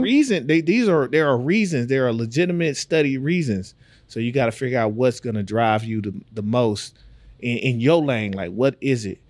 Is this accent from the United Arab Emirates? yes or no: no; Texas, United States; moved away; I'm from Texas.